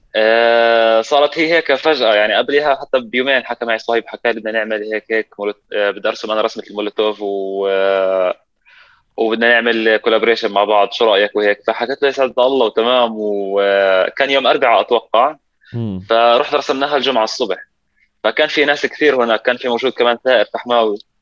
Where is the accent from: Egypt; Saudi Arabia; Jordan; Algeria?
Jordan; Amman, Amman Governorate; also born or lived in Palestine; انا فلسطيني اردني آه، ساكن بمخيم الحسين